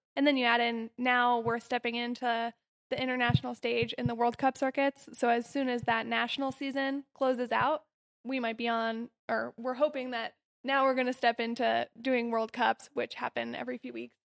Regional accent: Denver or Golden, Colorado, United States; I'm from Denver or Golden, Colorado

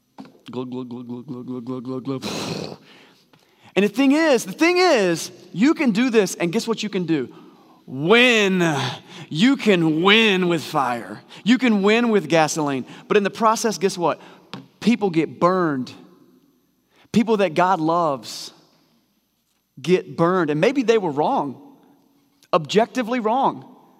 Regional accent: United States; We're gun toting Americans.

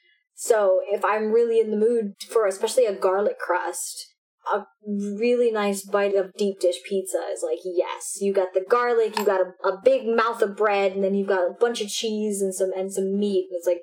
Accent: Miami, Florida, United States; Yes, I am from Miami, born and raised. I have never lived anywhere else.

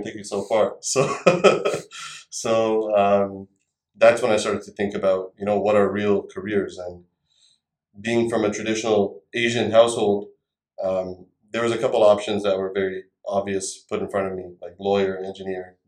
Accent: Canada; also born or lived in India; I moved to Canada from India when I was 7 years old

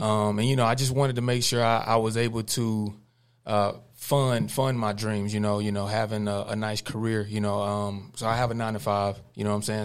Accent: Cordell, United States; born or raised there

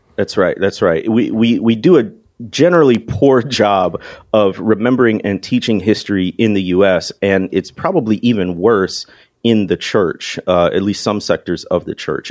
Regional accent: Chicago area, Illinois, United States; moved away as an adult; also born or lived in Mississippi Delta; I came from the Chicago area originally

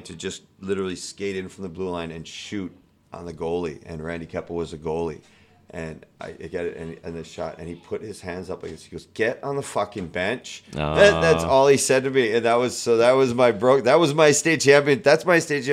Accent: United States; being an American

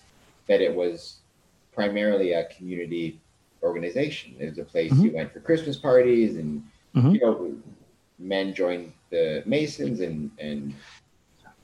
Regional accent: Canada; we're Canadian

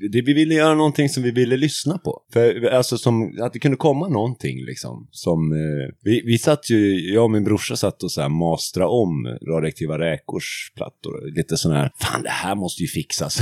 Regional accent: Hedemora, Dalarna County, Sweden; jag kommer från Hedemora

